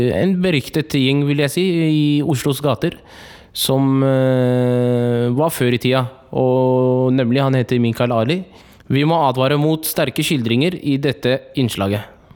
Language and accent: Norwegian; Oslo, Norway; hovedstaden der jeg kommer fra, Oslo